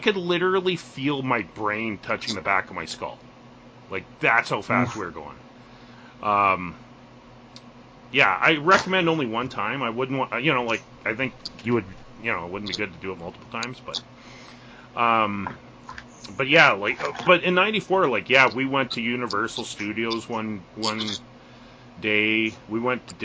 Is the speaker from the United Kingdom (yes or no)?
no; Canada; as a Canadian